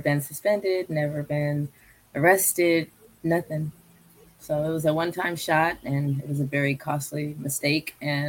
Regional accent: San Francisco, California, United States; But I grew up on South Market most of the time, and I lived in South San Francisco.

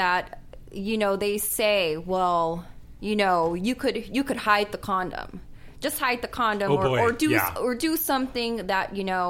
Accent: San Fernando Valley, California, United States; I was born and raised in Porn Valley, as they call it, and you know, and I love it.

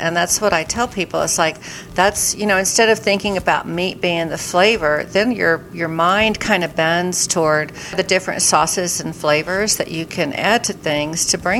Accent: Texas, United States; And we're both from Texas and we both have heavy meat backgrounds.

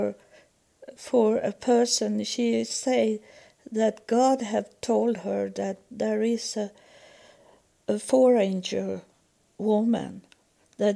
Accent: Sweden; English is a second language; moved away as an adult; I was from Sweden

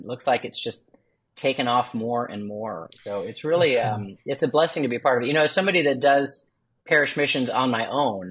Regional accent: Hinsdale, Illinois, United States; moved away; my hometown of Hinsdale

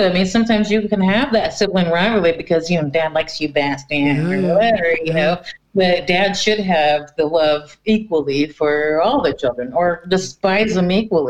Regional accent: Cocoa Beach, Florida, United States; now in Norway; I'm actually from Cocoa Beach.

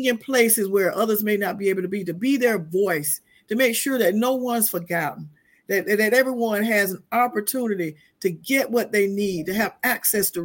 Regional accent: Quincy, Florida, United States; now in Tallahassee, United States; I came from the great metropolis of Quincy, Florida, from very humble beginnings, raised by my grandparents

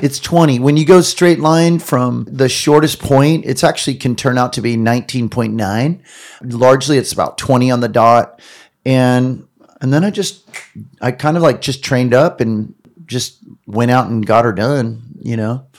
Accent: Long Beach, California, United States; I'm growing up in Southern California in Long Beach

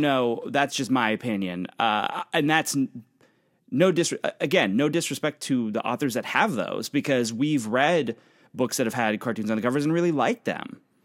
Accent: Pennsylvania, United States; now in New York City, United States; I'm from Pennsylvania. That's, that's where I come from. My family's there.

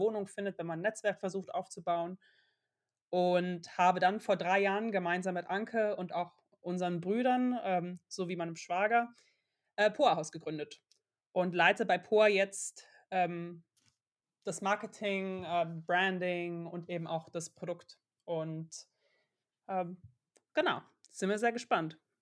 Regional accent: Aachen, North Rhine-Westphalia, Germany; Wir kommen beide aus Aachen

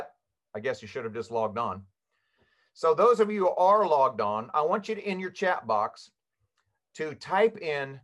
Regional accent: Kansas, United States; I was born and raised in Kansas

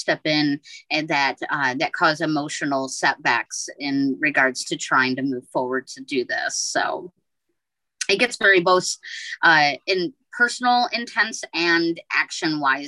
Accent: Midwest, United States; I grew up in the Midwest

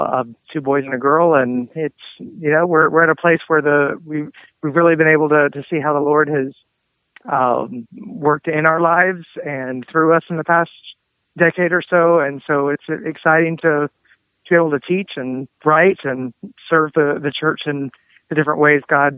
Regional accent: Murfreesboro, Tennessee, United States; my hometown is Murfreesboro, Tennessee, which is one of the fastest growing cities in the country. It has changed a ton, even since I grew up here.

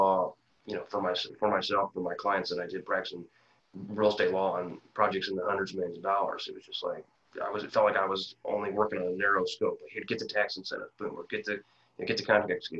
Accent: Quincy, Illinois, United States; moved away as an adult; I grew up in Quincy, Illinois

